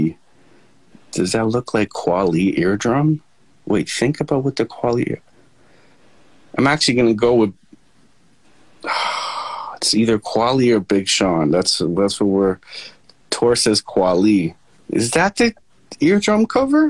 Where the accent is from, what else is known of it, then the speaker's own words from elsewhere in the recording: Toronto, Ontario, Canada; moved away; that's my hometown